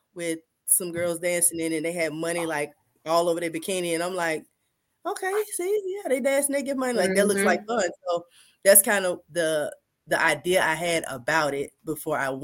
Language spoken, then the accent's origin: English; Atlanta, Georgia, United States; I'm from Atlanta, Georgia, born and raised, still here